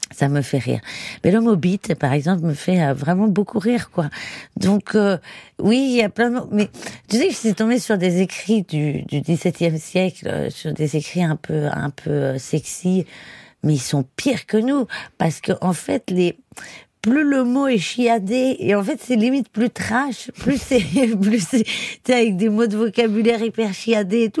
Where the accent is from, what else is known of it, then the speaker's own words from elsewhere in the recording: Paris, Île-de-France, France; also born or lived in Barcelona area, Spain; j'ai grandi vraiment dans Paris